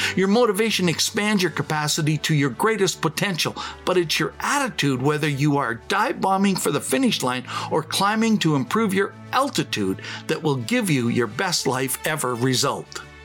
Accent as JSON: {"language": "English", "region": "Saskatchewan", "country": "Canada", "said": "I came from Saskatchewan"}